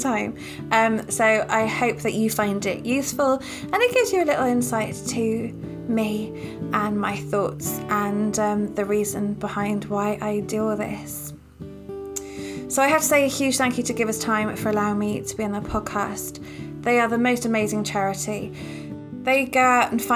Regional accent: Cheltenham, South West England, United Kingdom; moved away; I grew up in lovely Cheltenham

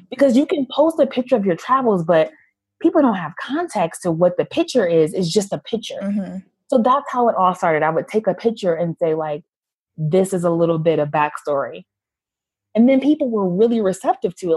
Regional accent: United States; also born or lived in Haiti; I'm an American woman with a lot of privilege

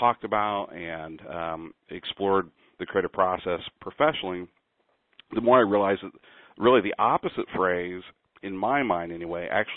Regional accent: Kansas City, Missouri, United States; moved away as an adult; also born or lived in New York City; now in Sacramento, United States; I'm originally from Kansas City, Missouri

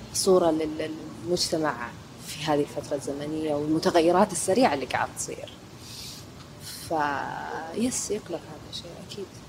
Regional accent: Saudi Arabia; عندنا في السعودية

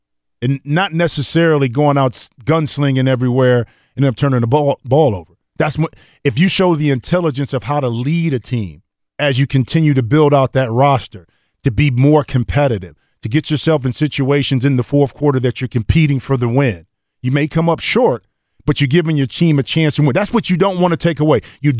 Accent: Ohio, United States; and I'm from Ohio, and I'm, you know, some of the most loyal fans

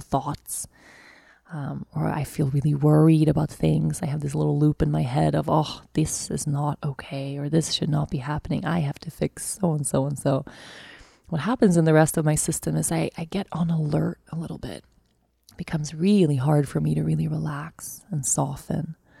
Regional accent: Sweden; moved away as an adult; also born or lived in Costa Rica; now in Aruba; I'm moving back to my home country

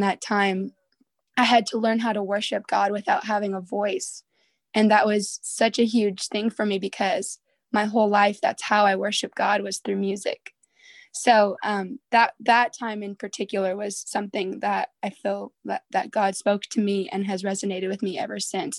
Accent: Southern California, United States; moved away as an adult; I'm from Southern California, but currently I'm going to Bible college in Northern California

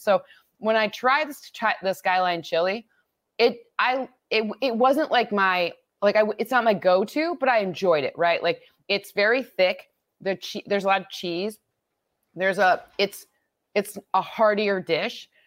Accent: Midwest, United States; I grew up in the Midwest where you tailgate on Saturday and Sunday

